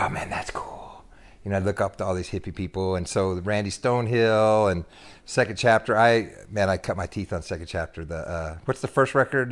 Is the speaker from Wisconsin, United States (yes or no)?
no; Bakersfield, California, United States; moved away as an adult; also born or lived in Sacramento / Dallas, Texas; now in Texas, United States; I was born in the Central Valley, California, and grew up there